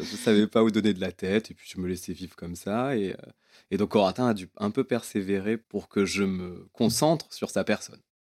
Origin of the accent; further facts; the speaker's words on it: Réunion; j'ai grandi à la Réunion